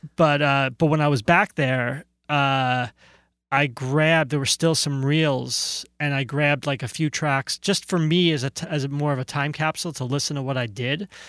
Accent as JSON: {"language": "English", "region": "New Jersey", "country": "United States", "tie": "born or raised there", "also_born_or_lived": "Brooklyn, New York", "moved": "as an adult", "lives_now": "California, United States"}